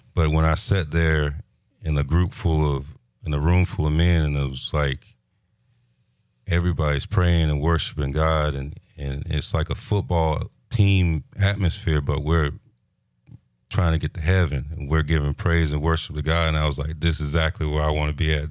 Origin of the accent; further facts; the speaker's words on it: Pensacola, Florida, United States; also born or lived in Fort Belvoir, Virginia / Leavenworth, Kansas; I'm from Pensacola. I was born in, uh, Fort Belvoir, Virginia.